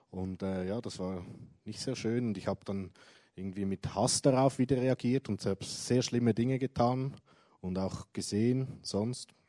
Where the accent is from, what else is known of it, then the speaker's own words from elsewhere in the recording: Zurich, Switzerland; Ja, also aufgewachsen bin ich in Zürich, in einer christlichen Familie.